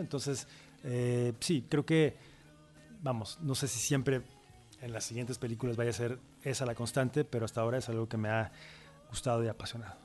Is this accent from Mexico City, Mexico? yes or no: no; Veracruz, Mexico; es Veracruz, es, mi tierra, es nuestra tierra